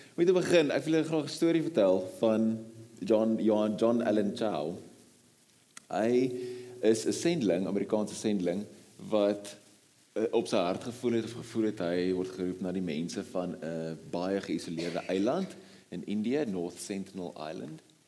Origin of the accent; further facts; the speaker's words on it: South Africa; as Afrikaners